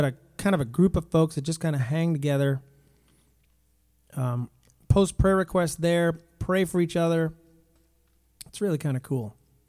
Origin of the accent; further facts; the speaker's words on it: New Jersey, United States; I'm from New Jersey.